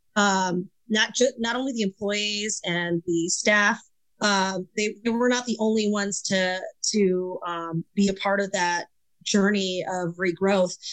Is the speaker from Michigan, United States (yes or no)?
yes; Michigan, United States; moved away; my very first service industry job was at a Wendy's outside of the city that I grew up in in Michigan